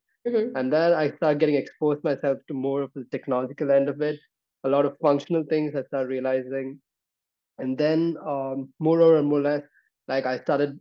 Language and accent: English; Bangalore, Karnataka, India; I am actually coming from the Silicon Valley of India, right? I come from Bangalore.